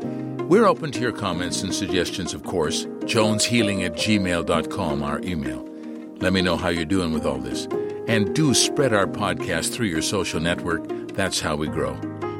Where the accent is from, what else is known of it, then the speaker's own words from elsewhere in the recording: Canada; now in Brazil; I mean, I came from Canada. It's a pretty materialistic world, and I'm very interested in this.